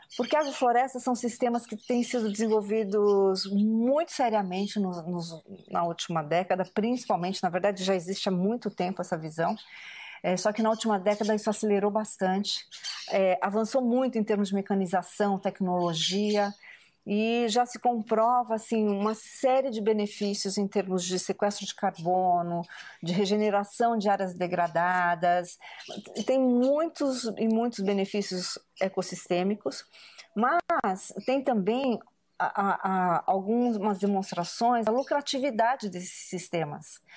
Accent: Brazil; Eu sou a terceira geração de japoneses no Brasil

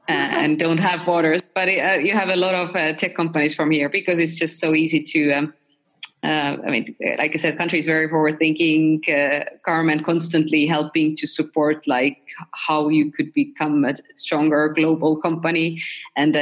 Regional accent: Estonia; I'm from Estonia

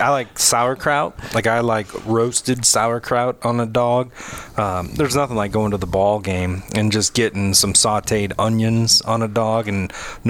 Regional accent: Northwest Indiana, United States; I'm from Northwest Indiana

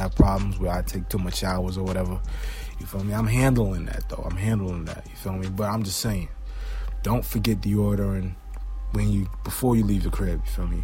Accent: New York City, New York, United States; I'm from Brooklyn

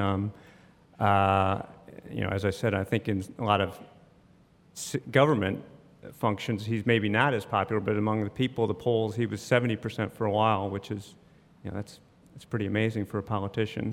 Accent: Neenah, Wisconsin, United States; now in Jacksonville, United States; grew up in Wisconsin

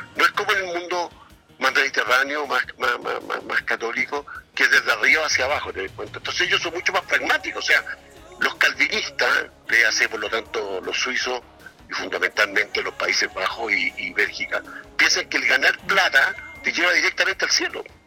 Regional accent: Chile

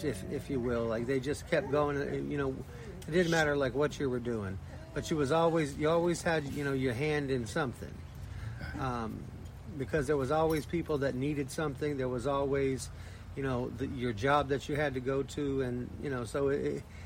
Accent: Blue Ridge Mountains, Appalachia, United States; moved away; I was raised in Appalachia, in the Blue Ridge Mountains

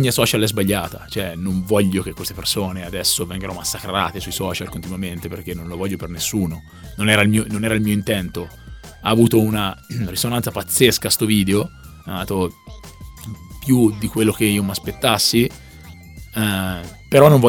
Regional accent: Siena, Tuscany, Italy; io vengo da Siena

